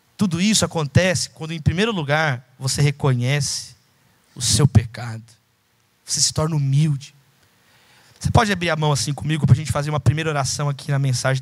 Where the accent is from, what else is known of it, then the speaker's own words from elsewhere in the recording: São Paulo, Brazil; eu sou de São Paulo